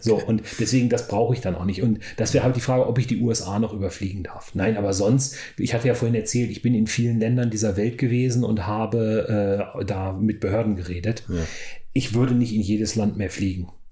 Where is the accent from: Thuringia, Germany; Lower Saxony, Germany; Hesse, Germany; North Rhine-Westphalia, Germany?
Lower Saxony, Germany; Weserbergland; moved away as an adult; also born or lived in Oklahoma, United States; da wo ich aufgewachsen bin, ich bin in meiner Jugend da viel äh, Fahrrad gefahren, kenne das Weser-Bergland relativ gut